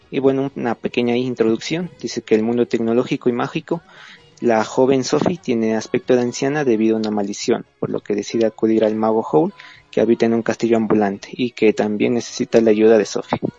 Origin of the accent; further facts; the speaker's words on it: Ecuador; eh, soy de Ecuador